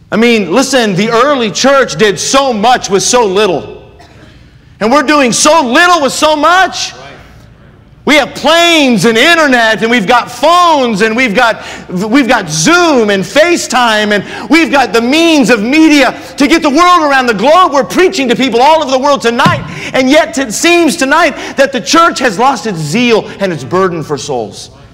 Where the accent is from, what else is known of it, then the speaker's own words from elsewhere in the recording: United States; we as American Christians